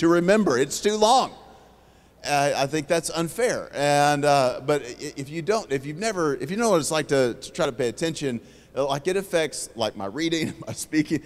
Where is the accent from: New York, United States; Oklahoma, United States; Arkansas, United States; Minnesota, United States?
Oklahoma, United States; Oklahoma City; moved away as an adult; now in Houston, United States; So I'm originally from Oklahoma City. I currently live in Houston, Texas.